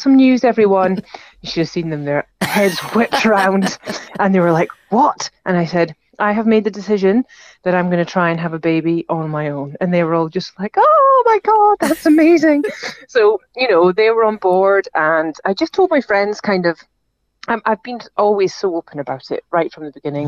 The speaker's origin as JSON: {"language": "English", "town": "Aberdeen", "region": "Scotland", "country": "United Kingdom", "moved": "yes", "lives_now": "Edinburgh, United Kingdom", "said": "I'm from Aberdeen, came home from Aberdeen"}